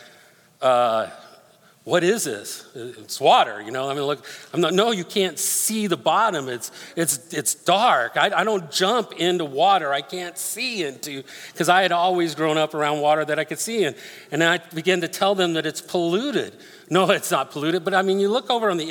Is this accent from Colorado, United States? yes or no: yes; Denver, Colorado, United States; moved away; I grew up in Denver